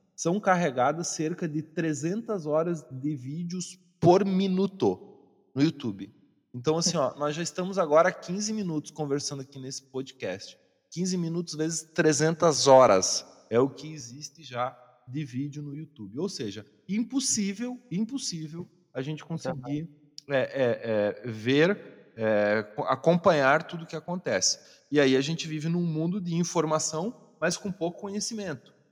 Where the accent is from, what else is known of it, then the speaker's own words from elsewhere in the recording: Santa Catarina, Brazil; eu sou natural de Santa Catarina